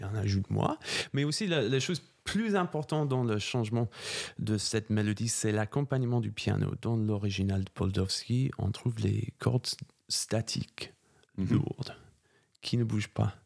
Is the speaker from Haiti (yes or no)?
no; England, United Kingdom; French is a second language; moved away as an adult; also born or lived in Germany / Cologne, Germany / Italy; now in Paris, France; j'étais choriste dans, les... dans une cathédrale en Angleterre. C'est là où j'ai appris la musique. Euh... je commençais quand j'avais 8 ans.